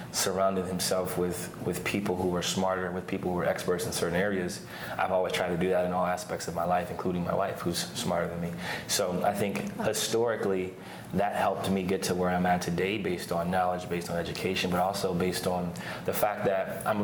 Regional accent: Canton, Ohio, United States; moved away as an adult; also born or lived in Lehigh University, Pennsylvania; now in Oregon, United States; I grew up in Canton, Ohio.

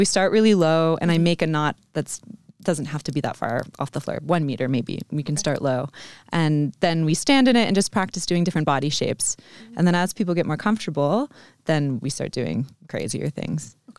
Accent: Vermont, United States; also born or lived in Chicago; So I'm from the U.S. Mm-hmm. I'm from Vermont originally.

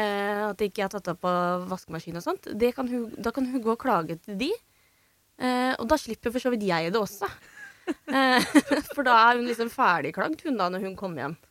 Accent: Drammen, Buskerud, Norway; Jeg er fra Drammen

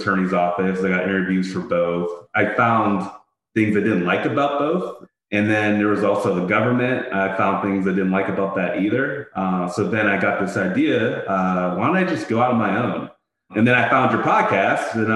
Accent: Pittsburgh, Pennsylvania, United States; moved away as an adult; also born or lived in Ithaca, New York; now in Philadelphia, United States; my hometown of Pittsburgh

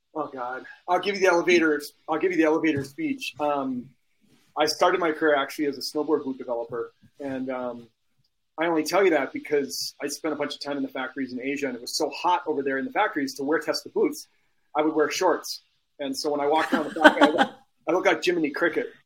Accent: Minneapolis, Minnesota, United States; moved away; I'm from Minneapolis originally.

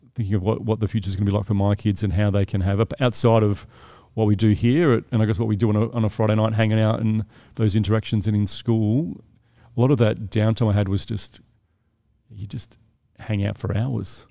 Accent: South Australia, Australia; moved away as an adult; now in Sydney, Australia; I'm from South Australia, so I moved here

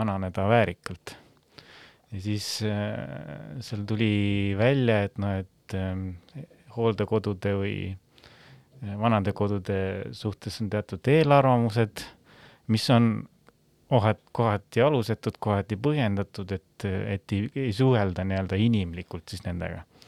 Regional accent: Väike-Maarja, Lääne-Viru County, Estonia; ma olen Väike-Maarjast pärit

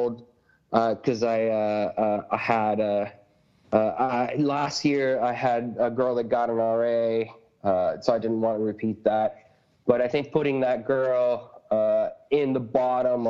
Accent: Puerto Rico; moved away; I grew up in Puerto Rico

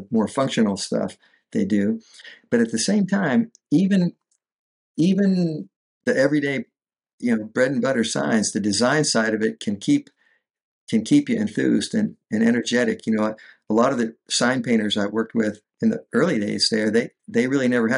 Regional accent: north of Pittsburgh, Western Pennsylvania, United States; now in Fort Myers, United States; I came from Western PA, north of Pittsburgh, Rust Belt city

